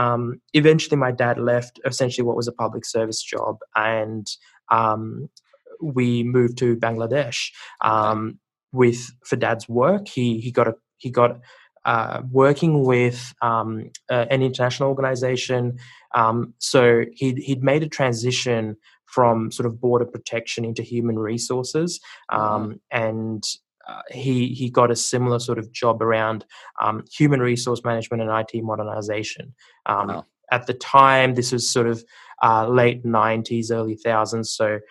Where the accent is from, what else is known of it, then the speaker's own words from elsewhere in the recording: Sri Lanka; But yeah, you know, so we grew up in Sri Lanka. My family background is a little bit funny because my mom's Buddhist and my dad's Catholic.